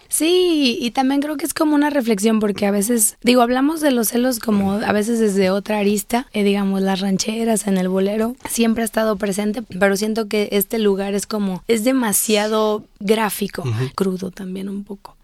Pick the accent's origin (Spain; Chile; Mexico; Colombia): Mexico; Guadalajara, Jalisco; yo soy tapatía, vivo en Guadalajara